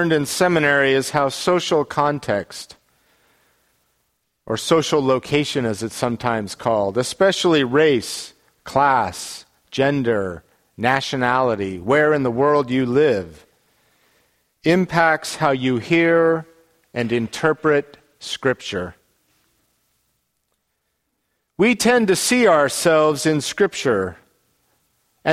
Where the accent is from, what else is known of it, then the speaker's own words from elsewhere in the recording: Salt Lake City, Utah, United States; the climate in which I grew up in Salt Lake a long time ago